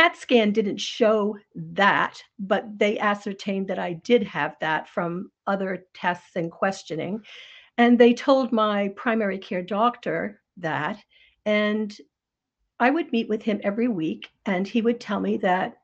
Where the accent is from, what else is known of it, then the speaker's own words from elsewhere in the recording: North Scituate, Rhode Island, United States; now in Maine, United States; I grew up in Rhode Island